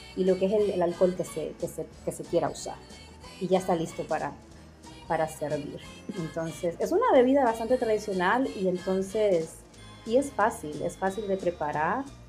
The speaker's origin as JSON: {"language": "Spanish", "town": "La Lima", "region": "Cortés", "country": "Honduras", "tie": "born or raised there", "moved": "as an adult", "lives_now": "New York, United States", "said": "yo nací en La Lima y me crié en La Lima"}